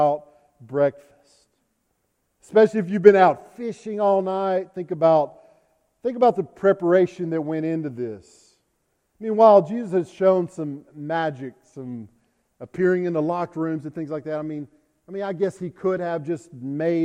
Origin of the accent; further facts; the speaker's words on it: South Arkansas, United States; I'm from South Arkansas.